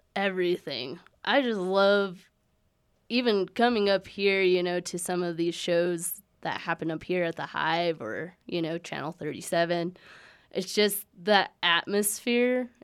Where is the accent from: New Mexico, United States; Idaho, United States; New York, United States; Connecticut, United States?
New Mexico, United States; Aztec; also born or lived in Colorado Springs; I've lived there all my life. I was born in Colorado Springs, but my mom's family is all from the Aztec, Farmington, Bloomfield area. So, yeah, graduated there, never lived anywhere else.